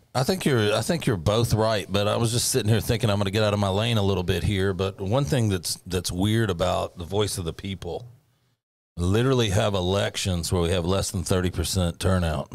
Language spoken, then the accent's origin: English; Bartlett, Tennessee, United States; moved away; I grew up in Bartlett, Tennessee, population twelve hundred